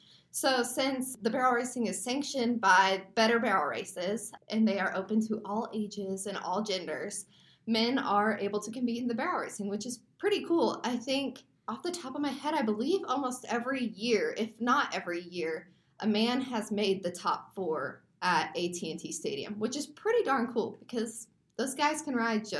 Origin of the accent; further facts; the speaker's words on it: Midwest, United States; I came from the Midwest, so I am, you know, familiar with riding outdoors.